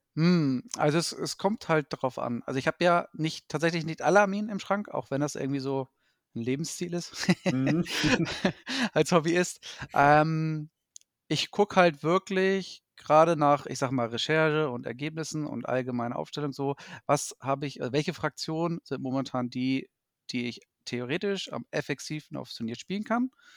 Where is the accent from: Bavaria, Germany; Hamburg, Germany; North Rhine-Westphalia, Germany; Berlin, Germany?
Hamburg, Germany; gebürtiger Hamburger, aufgewachsen und so weiter und so fort. Dort halt auch ansässig zurzeit.